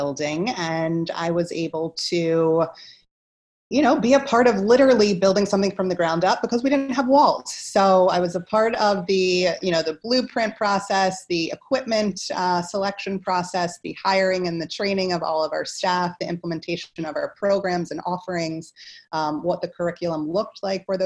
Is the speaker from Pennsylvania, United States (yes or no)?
yes; Philadelphia, Pennsylvania, United States; also born or lived in Washington, D.C. / Germany; I hail from Philadelphia, Pennsylvania